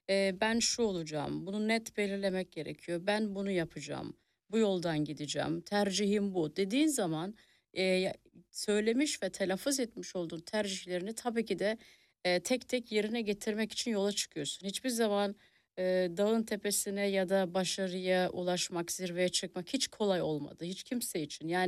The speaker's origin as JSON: {"language": "Turkish", "country": "Germany", "tie": "born or raised there", "also_born_or_lived": "a village in Turkey", "said": "ben iyi ki Almanya'da"}